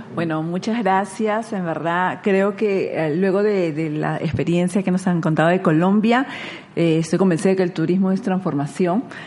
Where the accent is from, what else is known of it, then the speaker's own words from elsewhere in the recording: Lima, Peru; nací en Lima, soy limeña